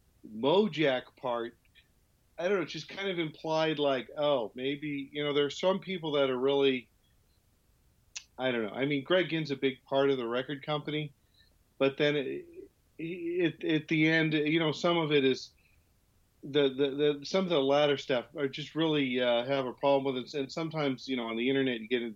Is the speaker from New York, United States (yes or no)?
no; Santa Monica, California, United States; I grew up in Santa Monica.